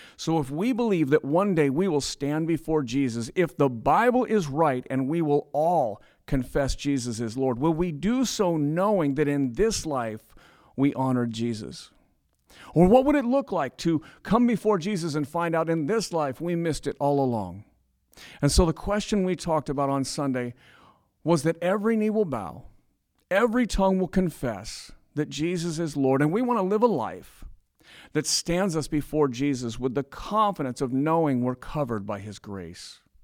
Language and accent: English; United States; we're American